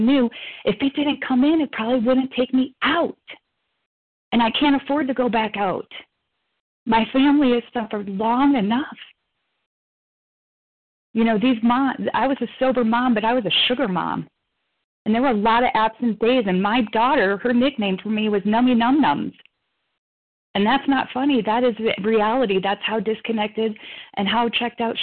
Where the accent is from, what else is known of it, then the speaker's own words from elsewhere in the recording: Chicago, Illinois, United States; moved away; Chicago from Fannie Mae. That's my hometown